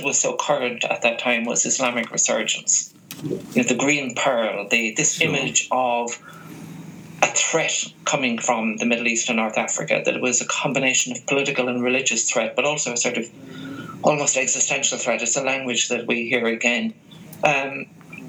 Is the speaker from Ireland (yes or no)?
yes; Ireland; growing up in the Republic of Ireland